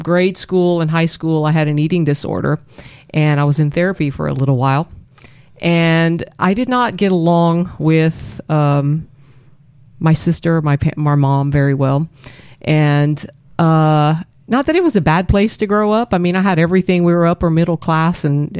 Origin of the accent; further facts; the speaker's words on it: Abbeville, Louisiana, United States; also born or lived in Maurice, Louisiana; I grew up in a little town in Abbeville, Louisiana. It's outside of Lafayette, not a very big town